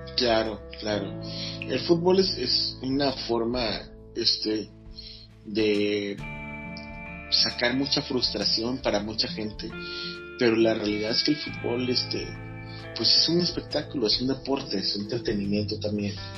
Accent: Mexico; todos somos mexicanos

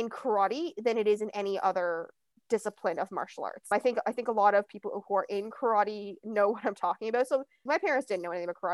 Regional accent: Ilderton, Ontario, Canada; also born or lived in London, Ontario; now in Toronto, Canada; I grew up in a small town called Ilderton, Ontario

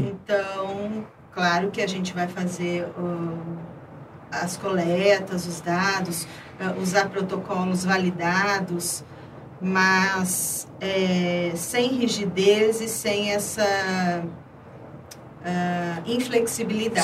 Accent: Ribeirão Preto, São Paulo, Brazil; nasci aqui em Ribeirão Preto mesmo

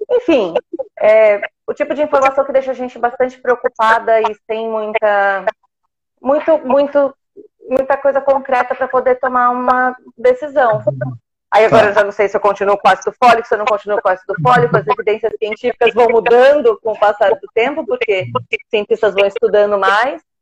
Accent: São Paulo, Brazil; Somos de São Paulo

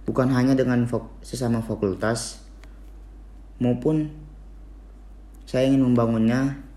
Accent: Medan, North Sumatra, Indonesia; Umur saya 18 tahun Saya berasal dari kota Medan

